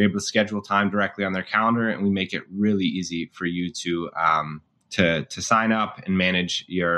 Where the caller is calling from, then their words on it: Evanston, Illinois, United States; I'm a co-founder and head of partnerships at Boone Health. I'm calling in from Evanston, Illinois, so right outside of Chicago.